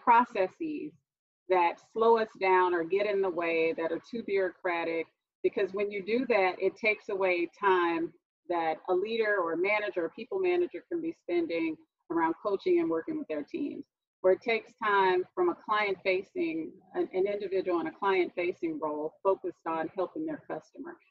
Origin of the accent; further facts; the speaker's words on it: Houston, Texas, United States; I'm from Houston, Texas. I'm in Houston right now